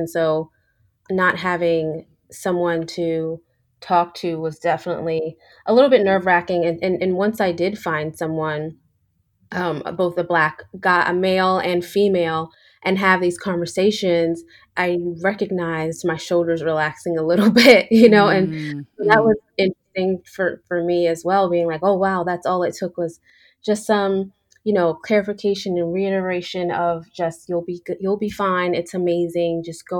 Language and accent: English; New York, United States; I grew up in New York, so I was used to diversity, but I was also used to being one of few